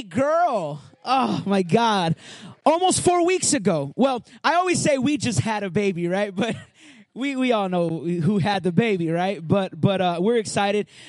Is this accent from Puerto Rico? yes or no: yes; Puerto Rico; moved away; I grew up in Puerto Rico